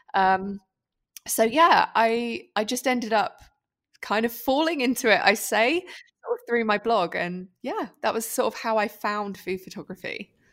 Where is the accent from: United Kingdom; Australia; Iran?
United Kingdom; moved away as an adult; now in Switzerland; I'm British, if you didn't already tell by my accent.